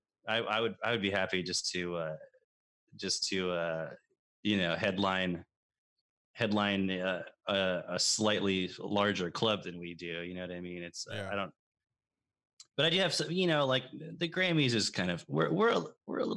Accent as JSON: {"language": "English", "town": "San Antonio", "region": "Texas", "country": "United States", "tie": "born or raised there", "also_born_or_lived": "Dallas, Texas", "said": "I still lived in Dallas. I moved from Dallas to San Antonio before the first grade"}